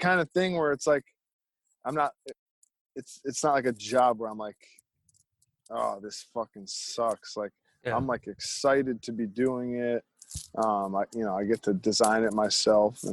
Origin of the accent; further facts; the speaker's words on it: Manchester, Connecticut, United States; it's right next to the town I grew up in, Manchester, Connecticut